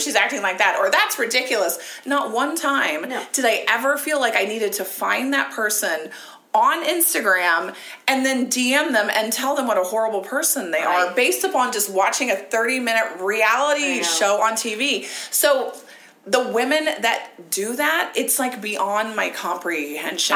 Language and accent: English; Ohio, United States; moved away; I grew up in Ohio